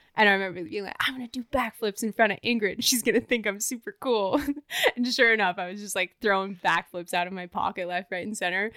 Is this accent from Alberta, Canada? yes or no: yes; Banff, Alberta, Canada; also born or lived in Ontario; I grew up in Banff.